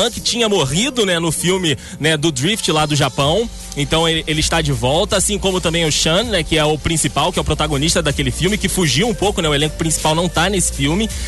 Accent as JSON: {"language": "Portuguese", "region": "Rio de Janeiro", "country": "Brazil", "said": "Eu sou, da, eu sou da Barra Raiz, é essa história mesmo que eu contei."}